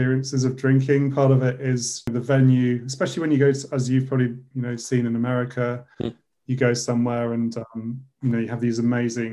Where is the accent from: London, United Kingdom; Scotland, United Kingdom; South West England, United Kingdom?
Scotland, United Kingdom; just south of Edinburgh; I'm technically Scottish. I was born just south of Edinburgh.